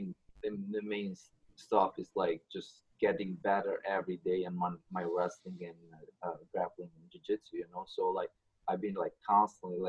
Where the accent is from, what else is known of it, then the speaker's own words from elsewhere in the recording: Albania; moved away as an adult; I'm from Albania. I immigrated here like almost 10 years ago.